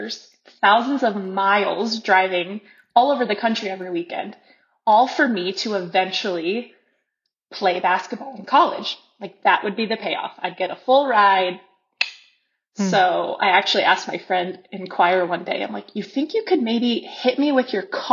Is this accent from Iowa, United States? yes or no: yes; Carroll, Iowa, United States; moved away as an adult; now in Guatemala; I am from Carroll, Iowa, Western Iowa. I have two brothers, Jordan